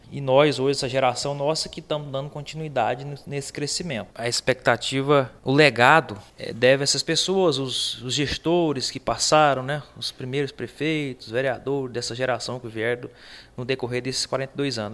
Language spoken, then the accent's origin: Portuguese; Palmeirópolis, Tocantins, Brazil; Sou natural mesmo daqui de Palmeirópolis, nascido aqui, criado aqui